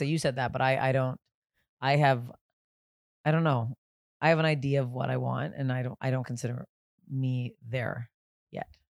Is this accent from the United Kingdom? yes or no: no; Canada; I'm Canadian, I go by Canadian temperature